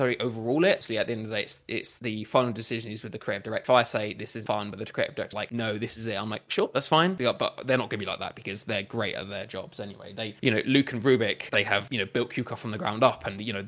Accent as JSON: {"language": "English", "area": "Essex", "region": "East of England", "country": "United Kingdom", "moved": "as an adult", "lives_now": "Manchester, United Kingdom", "said": "I'm originally from Essex, and then I moved up to Manchester"}